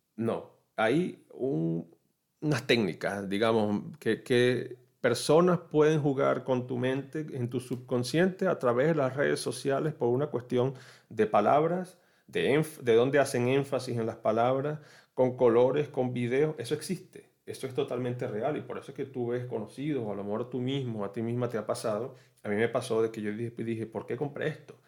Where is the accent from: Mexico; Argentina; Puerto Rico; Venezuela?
Venezuela; moved away as an adult; now in Orlando, United States; soy de Venezuela, vivo aquí en los Estados Unidos, específicamente en la ciudad de Orlando.